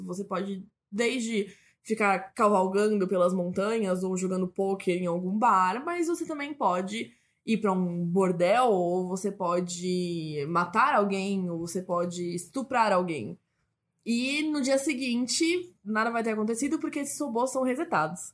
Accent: Brazil; a gente é brasileiro

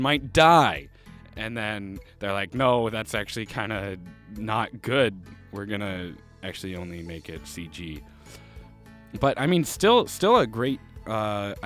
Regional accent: Canada; I'm from Canada

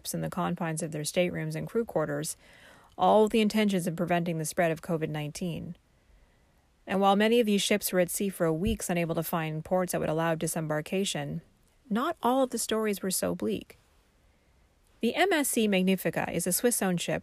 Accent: Vancouver, British Columbia, Canada; moved away; my hometown

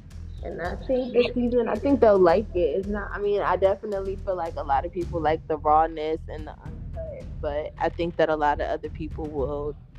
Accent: Virginia, United States; also born or lived in DMV; I'm from Virginia. I live in the DMV.

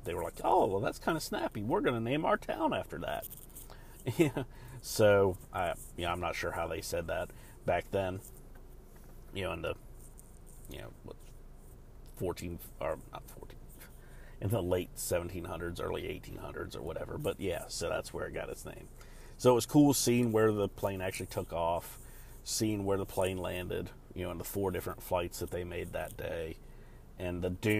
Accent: North Carolina, United States; And so I was telling people, like, yeah, I'm from North Carolina, where this happened. I'm from there.

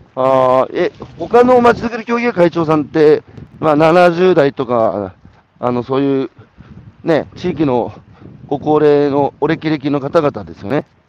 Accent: Hanamaki, Iwate, Japan; 僕、岩手の花巻なんですが

